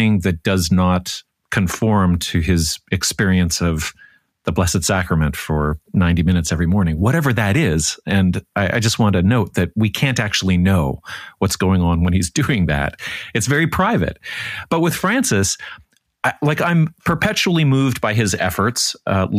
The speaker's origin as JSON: {"language": "English", "country": "Canada", "said": "being Canadian"}